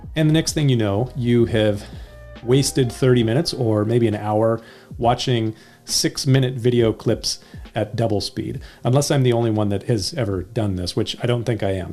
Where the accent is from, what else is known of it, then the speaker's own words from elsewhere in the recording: United States; also born or lived in California; I'm an American